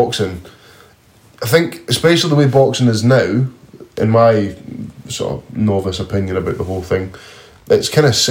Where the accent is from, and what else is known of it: Scotland, United Kingdom